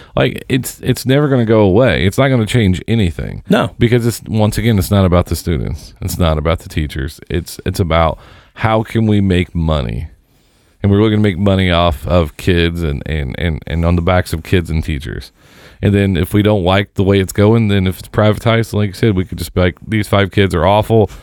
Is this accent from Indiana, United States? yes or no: yes; Seymour, Indiana, United States; I grew up in Seymour